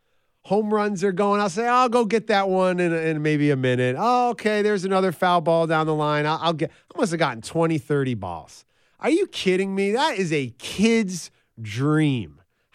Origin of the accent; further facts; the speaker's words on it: New York City, New York, United States; I'm a kid from New York City.